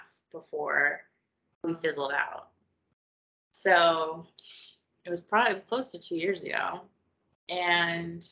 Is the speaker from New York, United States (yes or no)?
no; Miami, Florida, United States; I'm from Miami